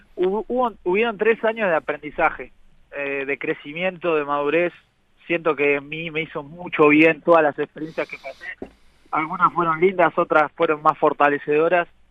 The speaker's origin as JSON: {"language": "Spanish", "country": "Uruguay", "said": "nosotros nos gusta pensar como uruguayos"}